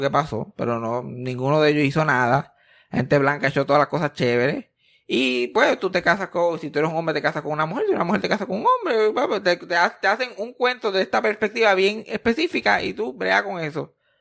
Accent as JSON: {"language": "Spanish", "country": "Puerto Rico", "tie": "born or raised there", "said": "desde que nacimos como puertorriqueños"}